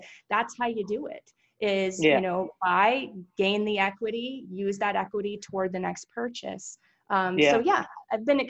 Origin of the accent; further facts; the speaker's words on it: East Coast, United States; moved away; We're from there.